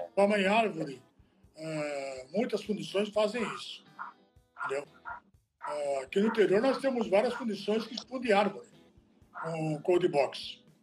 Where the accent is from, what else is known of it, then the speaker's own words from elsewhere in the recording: Italy; now in Brazil; eu sou italiano, né? Não sou brasileiro. Eu nasci na Itália